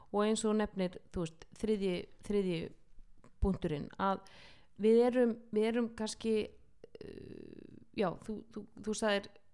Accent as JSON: {"language": "Icelandic", "country": "Iceland"}